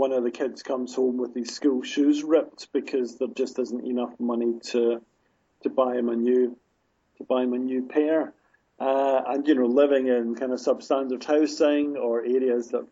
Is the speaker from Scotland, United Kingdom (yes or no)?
yes; Glasgow, Scotland, United Kingdom; my hometown of Glasgow